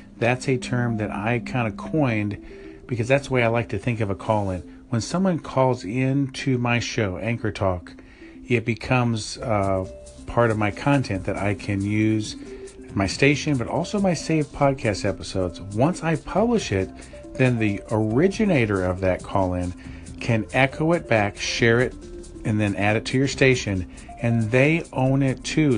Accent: near Chicago, Illinois, United States; I grew up near Chicago

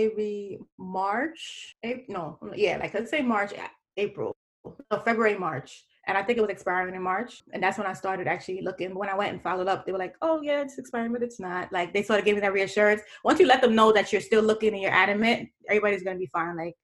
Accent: New York City, New York, United States; I'm from Brooklyn, New York

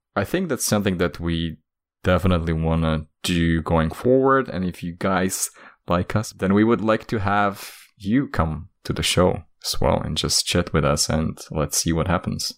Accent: Slovakia; I'm from Slovakia, and in Slovakia

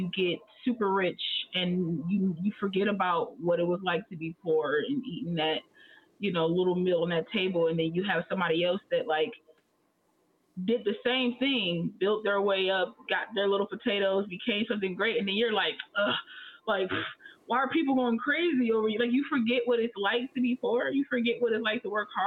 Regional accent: United States; I was born in America, so I am a black American

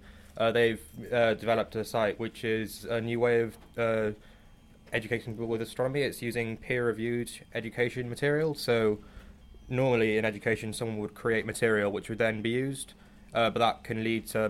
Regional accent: Cardiff, Wales, United Kingdom; moved away; also born or lived in Durham; I'm from Cardiff

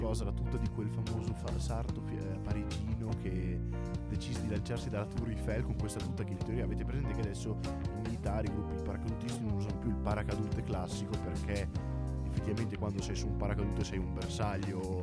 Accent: Voghera, Lombardy, Italy; nel mio paese, a Voghera

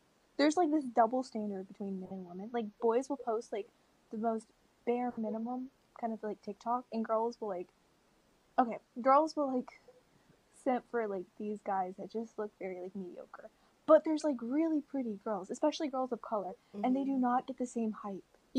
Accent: United Kingdom; Like, I'm British

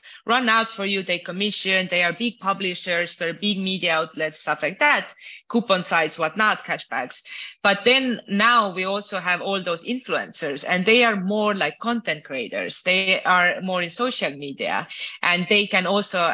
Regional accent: Estonia; now in Mexico; I'm originally from Estonia. Now I live mostly in Mexico

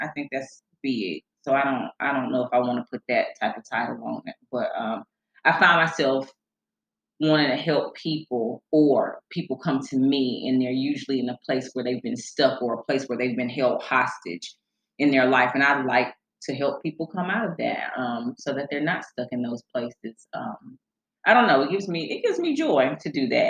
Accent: Charlotte, North Carolina, United States; born and raised in Charlotte

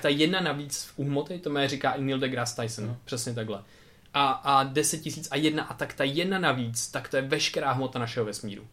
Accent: Czechia; jsem se narodil tady v Česku

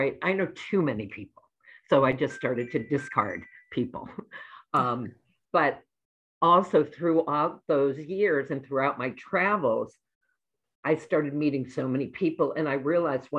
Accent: New England, United States; moved away as an adult; now in Chicago, United States; I grew up in New England. My whole life was New England. And then I moved to Chicago when I got married

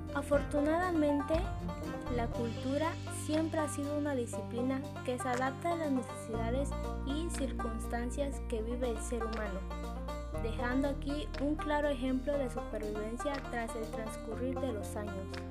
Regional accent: Mexico; como buen mexicano

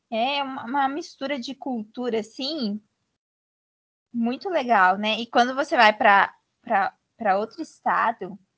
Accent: São Paulo, Brazil; E quando eu me mudei para Minas, sul de Minas, né, que eu sou de São Paulo, interior de São Paulo, é, eu queria usar chapéu

